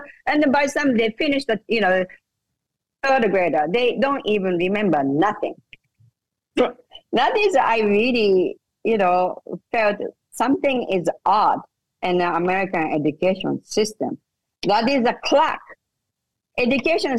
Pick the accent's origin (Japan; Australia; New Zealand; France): Japan; English is a second language; moved away as an adult; now in United States; I was born and raised in Japan